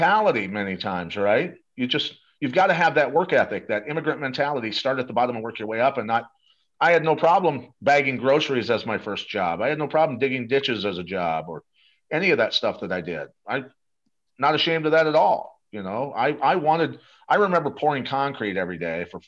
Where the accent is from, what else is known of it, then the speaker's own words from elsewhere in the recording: Iowa, United States; I grew up wrestling in Iowa